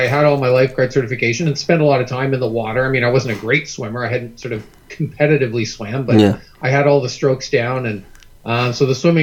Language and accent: English; Canada; most Canadian kids who grew up in the late 60s and the 70s